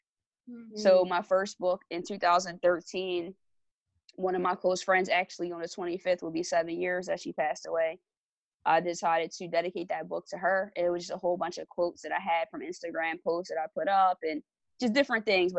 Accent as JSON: {"language": "English", "town": "Lawnside", "region": "New Jersey", "country": "United States", "tie": "born or raised there", "said": "I'm from Longside, New Jersey. It's a small town. It's a predominantly African-American community"}